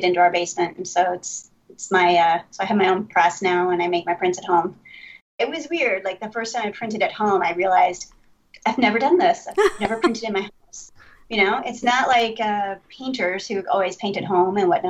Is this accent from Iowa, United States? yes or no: yes; Ames, Iowa, United States; I grew up in Ames, Iowa